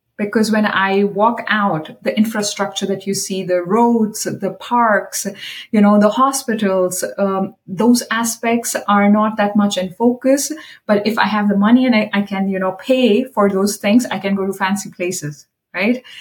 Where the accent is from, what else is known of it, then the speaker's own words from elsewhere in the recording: India; I am from India